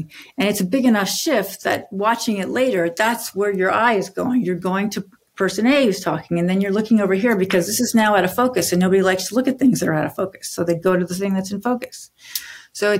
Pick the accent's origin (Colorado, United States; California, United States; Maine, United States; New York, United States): Maine, United States; I'm from Maine originally